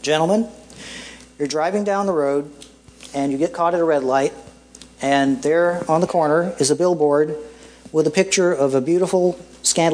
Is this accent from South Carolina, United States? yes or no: yes; Greer, South Carolina, United States; my hometown of Greer, South Carolina